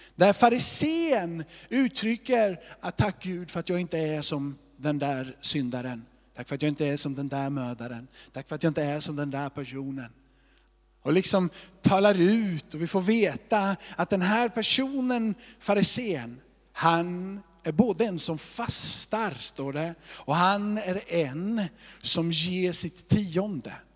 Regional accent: Småland, Sweden; Jag är också från Småland

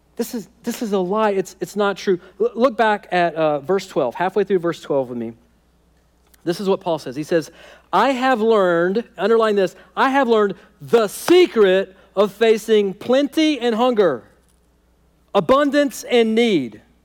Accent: United States; American Christians

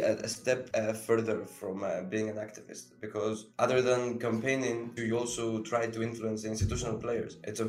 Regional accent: Greece; I come from Greece and I'm also working as a trainee at the European Parliament.

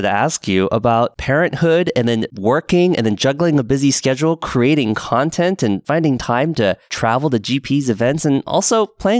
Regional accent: Portland, Oregon, United States; moved away; I grew up in Portland.

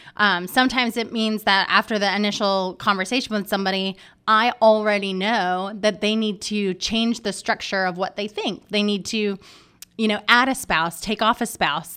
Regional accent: Maine, United States; now in Charlotte, United States; I grew up in Maine

